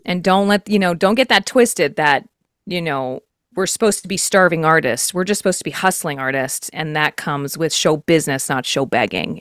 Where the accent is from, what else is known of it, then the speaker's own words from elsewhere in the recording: Texas, United States; I'm from Texas